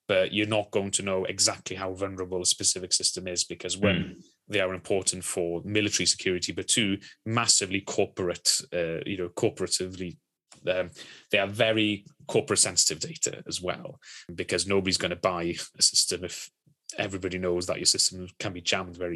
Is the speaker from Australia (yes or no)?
no; Wales, United Kingdom; I'm Welsh